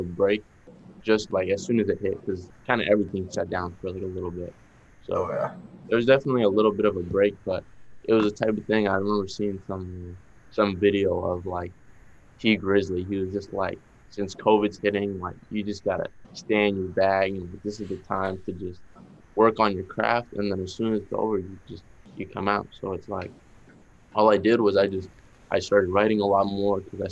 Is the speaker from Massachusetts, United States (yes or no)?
yes; Boston, Massachusetts, United States; accent: Boston; my Boston accent